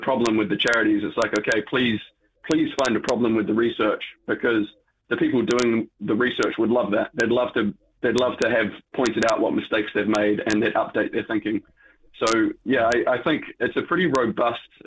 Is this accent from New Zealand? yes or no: yes; New Zealand; Being a Kiwi